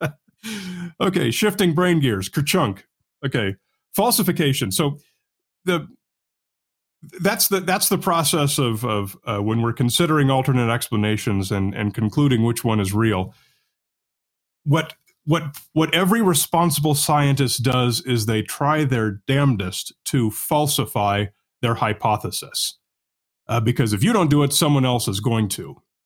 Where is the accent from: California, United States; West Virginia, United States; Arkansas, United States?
California, United States; Newport Beach; where I grew up was on the beach in the, uh, Newport Beach area, Southern California